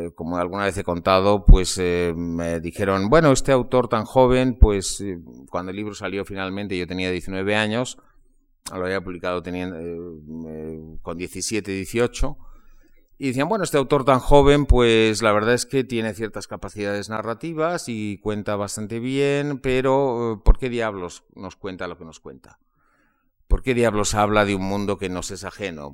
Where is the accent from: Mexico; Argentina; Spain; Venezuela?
Spain; en los años 50 eh, y 60 de mi infancia se leía mucho en España